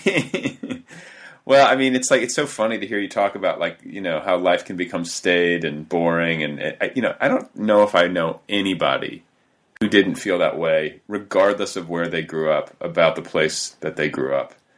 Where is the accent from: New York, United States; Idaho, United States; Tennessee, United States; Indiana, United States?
Indiana, United States; a suburb north of Indianapolis, United States; moved away; I'm from a suburb north of Indianapolis